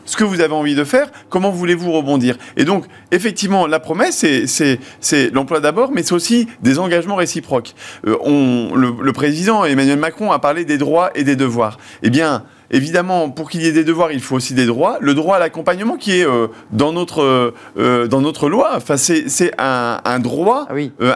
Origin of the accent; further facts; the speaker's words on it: Hauts-de-France, France; je viens des Hauts-de-France